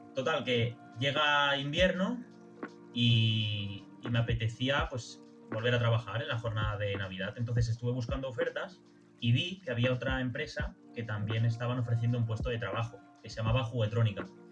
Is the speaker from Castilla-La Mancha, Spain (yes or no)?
no; Barcelona, Catalonia, Spain; soy de Barcelona